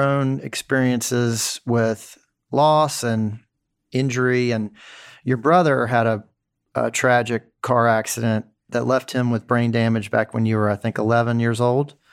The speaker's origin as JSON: {"language": "English", "town": "Memphis", "region": "Tennessee", "country": "United States", "tie": "born or raised there", "said": "my hometown of Memphis"}